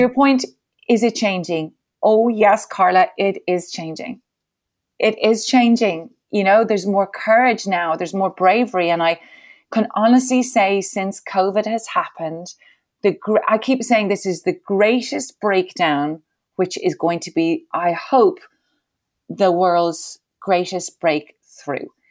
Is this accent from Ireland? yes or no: yes; Ireland; I'm Irish